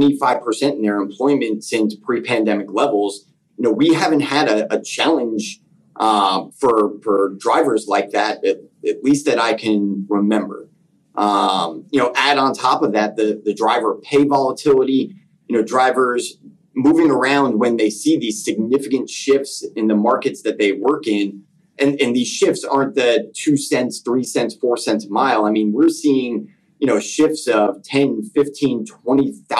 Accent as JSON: {"language": "English", "region": "Northern New Jersey", "country": "United States", "tie": "born or raised there", "said": "I'm from Northern New Jersey. So my dad growing up actually mostly drove U.S. mail routes in and around North Jersey and New York City. So it was pretty exciting growing up."}